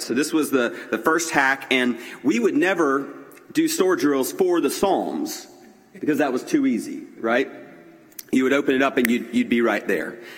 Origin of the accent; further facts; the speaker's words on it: Greenville, South Carolina, United States; growing up in Greenville at John Knox Presbyterian Church in Greenville, South Carolina